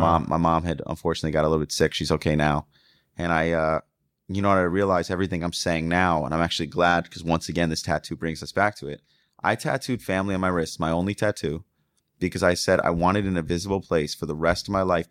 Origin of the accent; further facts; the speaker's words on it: the North, United States; moved away; I was from the North